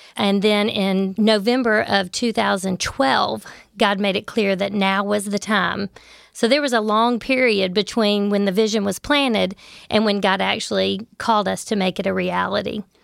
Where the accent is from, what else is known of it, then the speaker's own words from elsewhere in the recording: Memphis, Tennessee, United States; I grew up in Memphis. I lived in Memphis my entire life